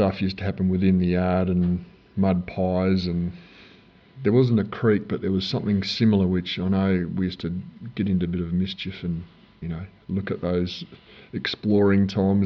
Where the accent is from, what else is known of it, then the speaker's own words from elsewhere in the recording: Armidale, New South Wales, Australia; also born or lived in Glen Innes, New South Wales; I grew up, I was born in New South Wales, Glen Innes, actually, which is sort of just near Tamworth. Don't remember much about that. We moved pretty soon after that as a youngster to Armidale